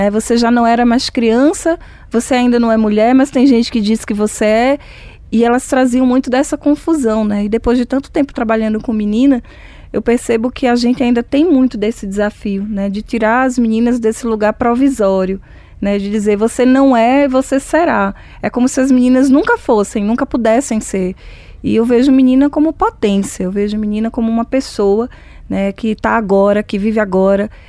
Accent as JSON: {"language": "Portuguese", "region": "Northeast Region", "country": "Brazil", "said": "enquanto negra, enquanto mulher, enquanto nordestina"}